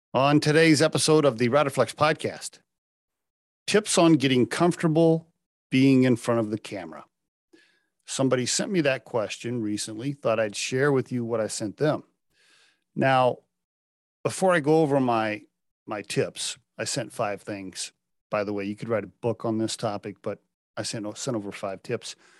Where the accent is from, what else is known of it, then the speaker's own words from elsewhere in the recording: Oklahoma, United States; I, I grew up in Oklahoma